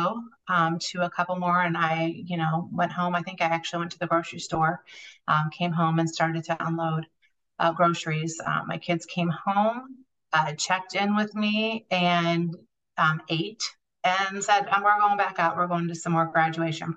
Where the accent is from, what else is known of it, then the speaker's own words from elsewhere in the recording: Northern Indiana, United States; I am from Northern Indiana